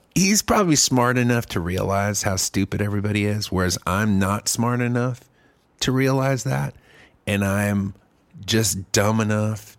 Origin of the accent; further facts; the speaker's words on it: Germany; now in Texas, United States; I grew up in Germany